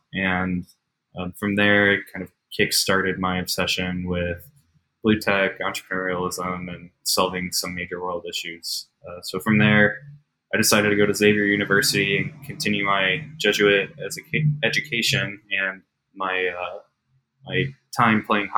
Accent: St. Louis, Missouri, United States; moved away as an adult; also born or lived in Cincinnati, Ohio; So I grew up in the Midwest and was in St. Louis for most of my life, playing hockey and going to some Jesuit high schools.

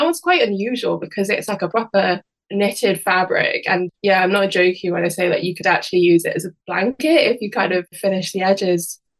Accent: Isle of Man; also born or lived in West Midlands, United Kingdom; I was born in the West Midlands, but then when I was around 8 or 9, we moved to the Isle of Man. And I don't know if you've ever heard an accent before, but it's a really kind of unusual accent

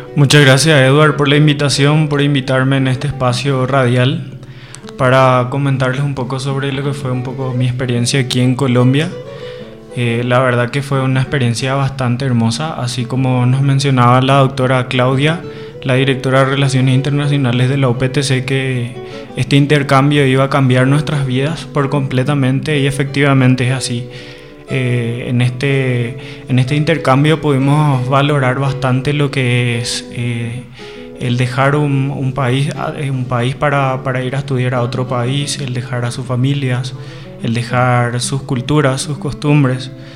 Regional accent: Paraguay; el guaraní es la el segundo idioma oficial de, de, nuestro país

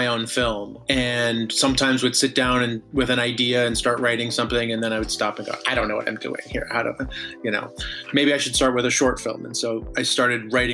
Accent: Vancouver, British Columbia, Canada; moved away as an adult; also born or lived in United States; now in Los Angeles, United States; I grew up in Vancouver, Canada, even though I was born in the States

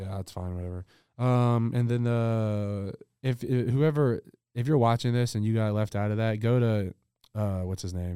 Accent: the South, United States; I'm from the South

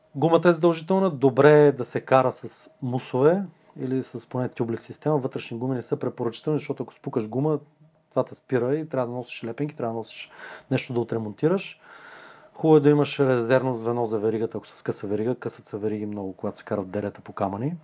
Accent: Bulgaria; съм българин

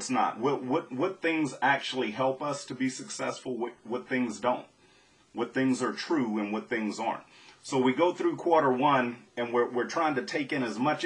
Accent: Southwest Louisiana, United States; Growing up in Southwest Louisiana

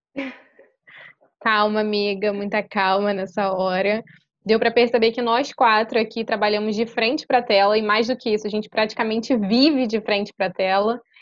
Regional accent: Rio de Janeiro, Brazil; tenho 24 anos, nascida e criada na Ilha do Governador, zona norte do Rio de Janeiro

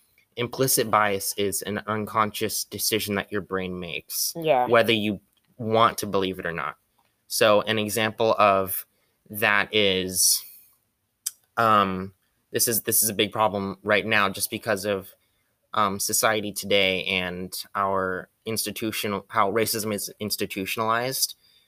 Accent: Philippines; So I'm Filipino.

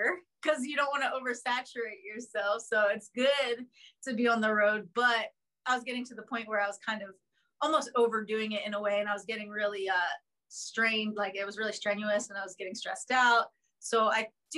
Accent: Philadelphia, Pennsylvania, United States; I'm from Philadelphia

